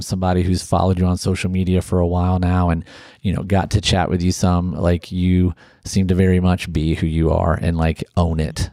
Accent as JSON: {"language": "English", "region": "Ohio", "country": "United States", "tie": "born or raised there", "also_born_or_lived": "Alabama", "moved": "as an adult", "said": "I grew up in Ohio, went to college down in Alabama"}